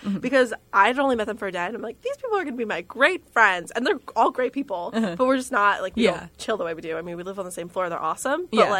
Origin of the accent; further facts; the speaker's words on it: central New Jersey, United States; I'm from central New Jersey, so people don't believe it exists